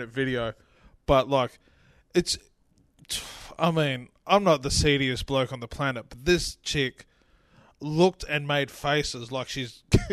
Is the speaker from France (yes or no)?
no; Ireland; I'm Irish